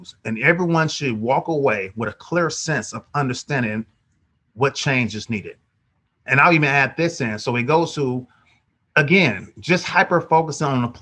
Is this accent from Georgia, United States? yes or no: no; Oakland, California, United States; I'm born and raised in Oakland, 1974